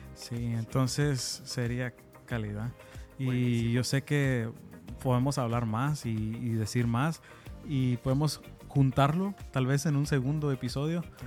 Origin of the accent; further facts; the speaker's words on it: Houston, Texas, United States; yo soy de aquí, de Estados Unidos. Eh, soy mitad chapín, mitad americano